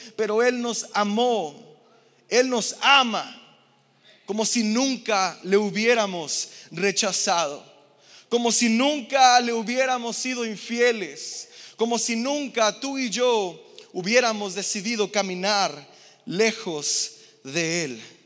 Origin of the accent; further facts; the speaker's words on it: Mexico; Yo que vengo de Infonavit Casas Chicas